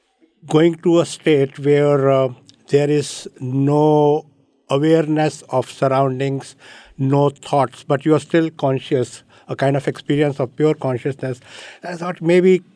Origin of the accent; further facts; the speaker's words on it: North India, India; moved away as an adult; now in United States; I was born in North India and had an education in science